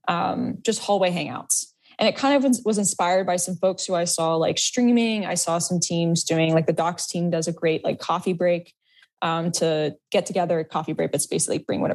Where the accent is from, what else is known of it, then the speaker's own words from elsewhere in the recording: Florida, United States; moved away; I'm actually from Florida originally.